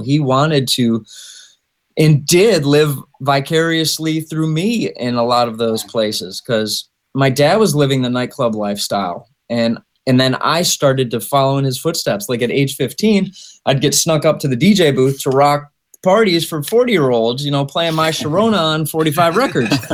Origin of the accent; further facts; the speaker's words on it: Michigan, United States; I'm from Michigan